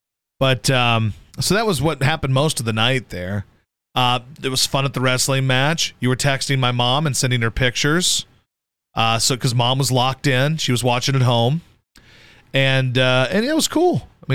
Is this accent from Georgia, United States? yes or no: no; Philadelphia, Pennsylvania, United States; We're legit Philly people.